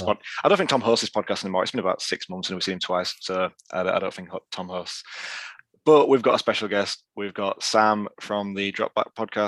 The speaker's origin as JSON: {"language": "English", "region": "Yorkshire and the Humber", "country": "United Kingdom", "said": "It's the Yorkshire lad starting again tonight."}